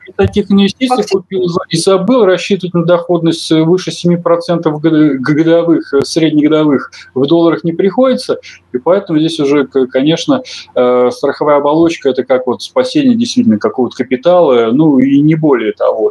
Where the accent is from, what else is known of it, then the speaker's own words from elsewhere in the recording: Russia; я россиянин